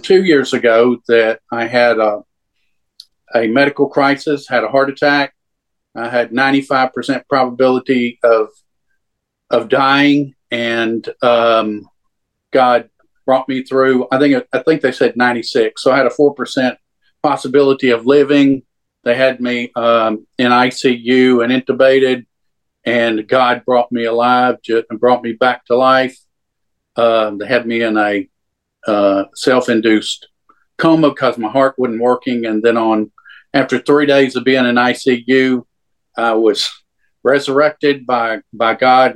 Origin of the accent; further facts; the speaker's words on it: Louisiana, United States; I grew up in Louisiana